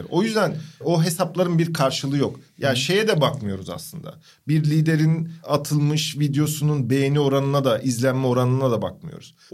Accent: Crimea, Ukraine; Kırımlıyım ya. Ee, Ukrayna.

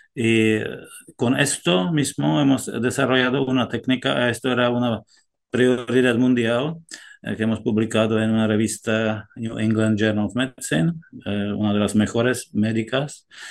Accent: Czechia; Spanish is a second language; also born or lived in France; now in Granada, Spain; mi país de origen, si, si, os interesa, yo he nacido en, en Chequia

